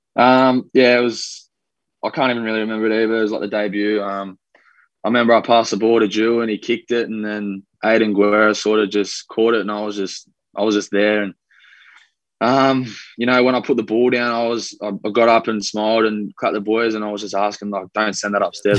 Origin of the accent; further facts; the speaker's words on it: Australia; accent: Australian; also born or lived in Wellington, New Zealand; I've been here since I was about two years old, so mm. I'm pretty much an Aussie. I've got the accent